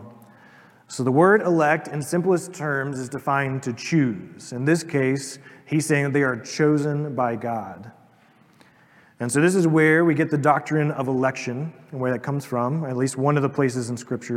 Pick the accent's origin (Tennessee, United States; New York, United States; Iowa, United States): Tennessee, United States; East; I'm an American or I'm a Tennessean or an East Tennessean